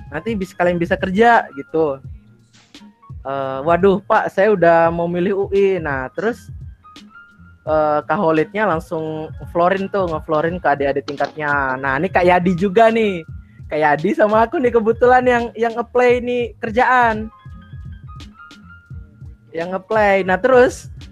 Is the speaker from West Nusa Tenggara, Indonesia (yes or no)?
yes; Bima, West Nusa Tenggara, Indonesia; apalagi nih anak timur, terutama aku kan dari Bima nih. Dari Bima kebetulan di pesisir pantai rumahnya.